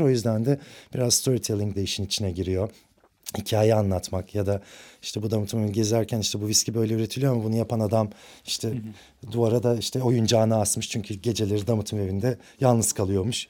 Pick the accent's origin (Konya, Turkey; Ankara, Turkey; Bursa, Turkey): Ankara, Turkey; moved away as an adult; now in Istanbul, Turkey; Aslında Ankaralıyım. Bütün okul hayatım Ankara'da geçti